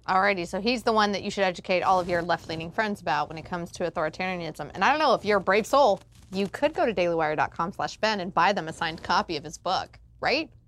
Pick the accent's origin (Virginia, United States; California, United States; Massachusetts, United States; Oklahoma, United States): Oklahoma, United States; moved away; my home state